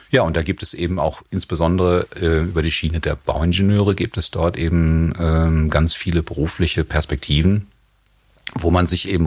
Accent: Hagen, North Rhine-Westphalia, Germany; Ich bin in Hagen groß geworden. Das ist eine Stadt am Rande des Ruhrgebietes, die sehr industriell geprägt war

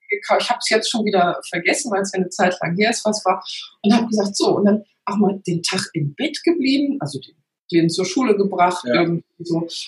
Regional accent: North Rhine-Westphalia, Germany; Genau, und da hilft mir natürlich die rheinische Mentalität. Ja, ich komme aus der Nähe von Köln

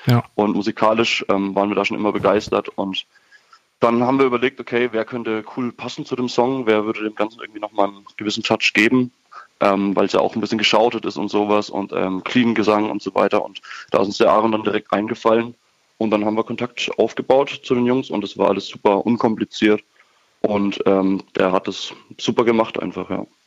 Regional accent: Würzburg, Bavaria, Germany; aus Würzburg kommen wir

